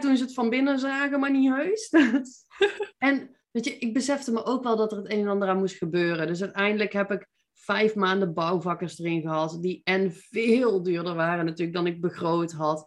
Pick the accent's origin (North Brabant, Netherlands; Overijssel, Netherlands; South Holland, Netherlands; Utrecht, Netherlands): North Brabant, Netherlands; Veldhoven; accent: Brabantse; moved away as an adult; also born or lived in Eindhoven; now in Nijmegen, Netherlands; Ik ben eh, geboren en getogen in Veldhoven